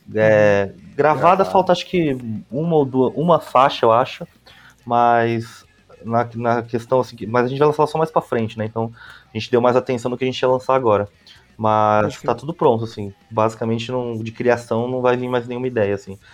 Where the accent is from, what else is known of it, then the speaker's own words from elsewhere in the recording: São Paulo, Brazil; Eu sou da Zona Leste de São Paulo